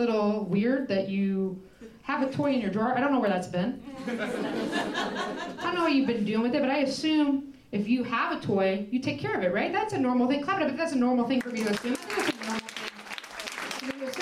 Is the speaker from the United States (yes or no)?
yes; Indiana, United States; I grew up in Indiana